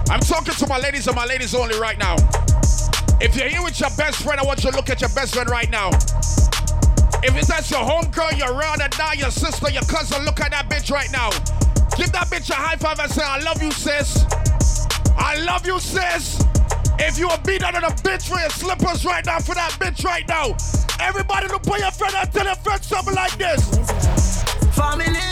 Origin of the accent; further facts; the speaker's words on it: New Jersey, United States; I'm from Jersey, that's why we say it.